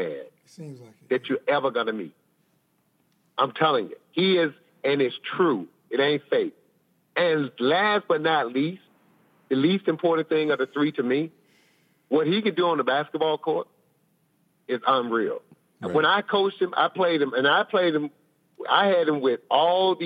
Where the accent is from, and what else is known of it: Columbus, Georgia, United States; born or raised there